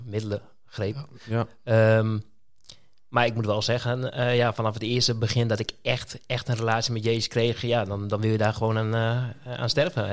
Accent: Tolbert, Groningen, Netherlands; also born or lived in Roden, Drenthe; ik ben geboren in Rode. Eh, toen ik acht was, ben ik naar Leek verhuisd, naar Tolbert.

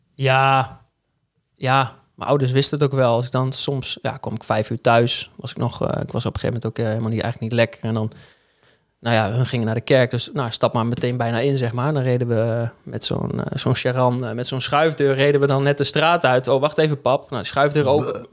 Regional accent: Hengelo, Overijssel, Netherlands; moved away as an adult; also born or lived in Arnhem; now in Groningen, Netherlands; geboren in Arnhem en opgegroeid in Hengelo. Dus Ik oh. ben eigenlijk een tukker

